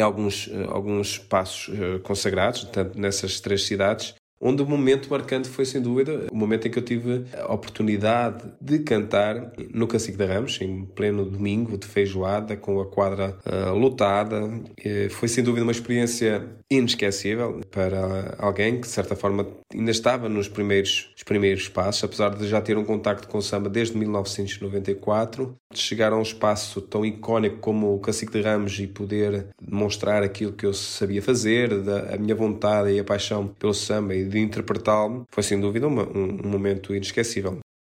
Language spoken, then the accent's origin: Portuguese; Portugal; eu, sendo português, consigo cantar sem sotaque português e utilizar um sotaque brasileiro